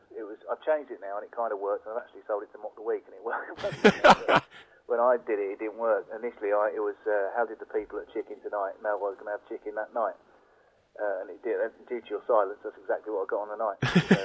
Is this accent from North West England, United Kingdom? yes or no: no; London, United Kingdom; it was a good outlet because I came from London, where I used to go to the comic stores as often as possible.